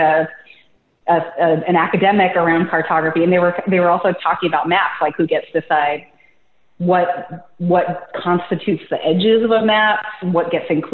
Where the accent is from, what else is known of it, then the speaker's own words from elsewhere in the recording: the Northwest, Pacific Northwest, United States; moved away as an adult; now in Chicago, United States; I'm from the Northwest